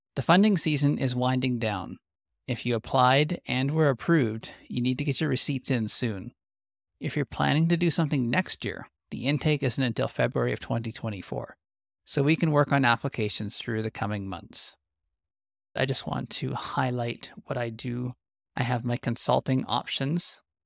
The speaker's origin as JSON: {"language": "English", "country": "Canada"}